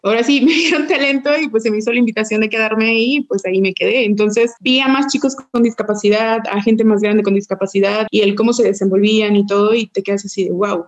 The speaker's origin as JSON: {"language": "Spanish", "town": "Puerto Vallarta", "region": "Jalisco", "country": "Mexico", "said": "yo soy de Puerto Vallarta"}